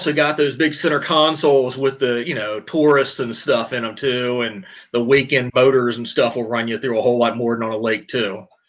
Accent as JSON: {"language": "English", "region": "the South", "country": "United States", "lives_now": "Pennsylvania, United States", "said": "but I'm actually from the South, and now I live in Pennsylvania, so I guess I can joke on both."}